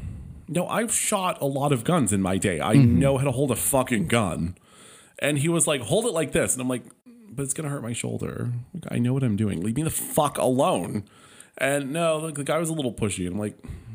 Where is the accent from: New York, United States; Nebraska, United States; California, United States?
California, United States; Palm Springs; Palm Springs